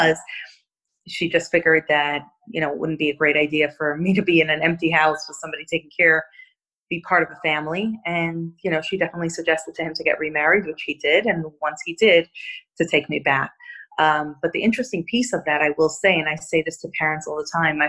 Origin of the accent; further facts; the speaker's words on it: Monsey, New York, United States; now in Brooklyn, United States; I grew up in Muncie about 30-odd years ago when it was quite a small town